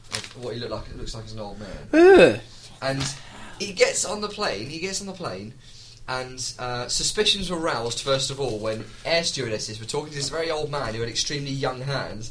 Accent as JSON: {"language": "English", "country": "Isle of Man", "said": "I'm from the Isle of Man"}